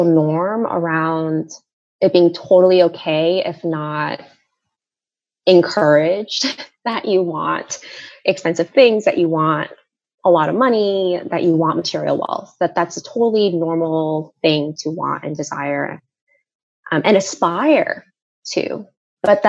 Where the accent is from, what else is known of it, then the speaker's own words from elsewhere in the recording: South Korea; moved away; I grew up in Korea